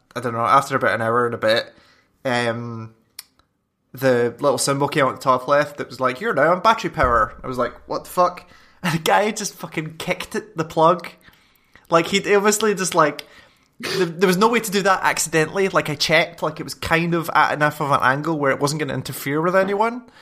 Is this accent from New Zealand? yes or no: no; Scotland, United Kingdom; I'm Scottish and six foot three